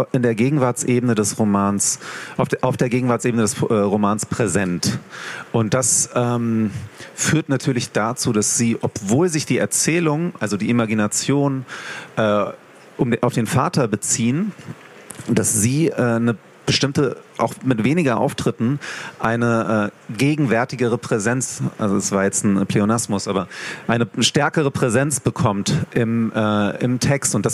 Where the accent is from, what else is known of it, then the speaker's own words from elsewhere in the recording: Hanover, Lower Saxony, Germany; Ich komme ja aus Hannover, in Hannover Veranstaltungen organisiert habe.